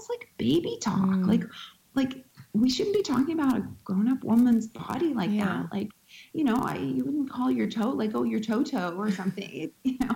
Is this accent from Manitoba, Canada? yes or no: yes; Winnipeg, Manitoba, Canada; where I grew up in Winnipeg, Manitoba, Canada.